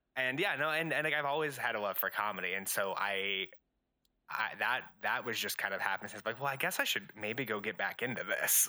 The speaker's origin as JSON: {"language": "English", "town": "Albuquerque", "region": "New Mexico", "country": "United States", "tie": "born or raised there", "said": "I'm originally from Albuquerque, New Mexico"}